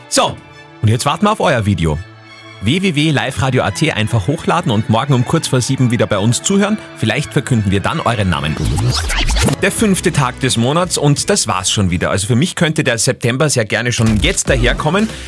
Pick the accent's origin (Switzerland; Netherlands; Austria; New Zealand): Austria; Upper Austria; Bisher war es ja bei uns in Oberösterreich immer so